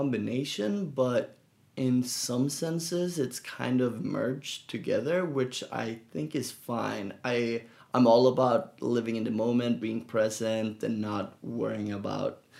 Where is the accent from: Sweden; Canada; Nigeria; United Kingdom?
Sweden; Gothenburg, Västra Götaland; now in San Francisco, United States; growing up in Sweden in Gothenburg